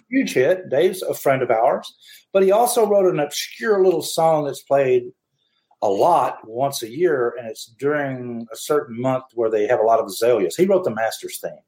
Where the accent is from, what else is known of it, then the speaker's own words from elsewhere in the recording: Memphis, Tennessee, United States; growing up in Memphis, Tennessee